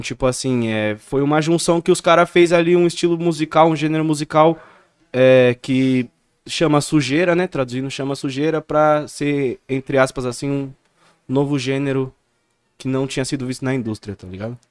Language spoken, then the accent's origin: Portuguese; Campo Limpo Paulista, São Paulo, Brazil; eu sou de Campo Limpo, tá ligado? Uhum. Campo Limpo Paulista